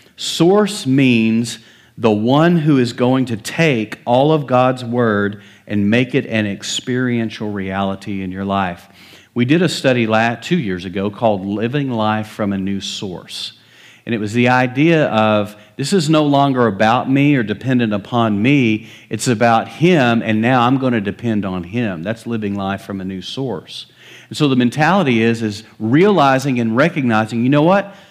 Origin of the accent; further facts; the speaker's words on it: West Texas, United States; moved away; I was raised in West Texas.